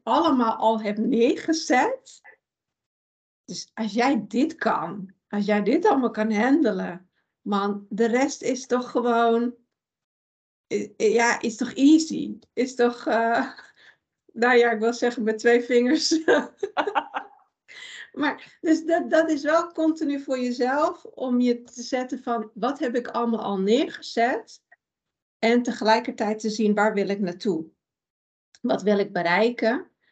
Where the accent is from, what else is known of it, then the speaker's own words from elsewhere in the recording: Iran; now in Netherlands; ik kom uit Iran. Daar ben ik ook geboren